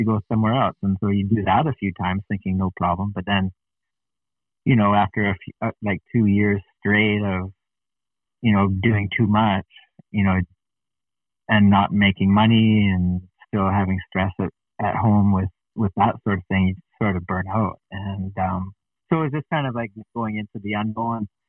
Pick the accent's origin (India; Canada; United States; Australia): Canada; As a Canadian athlete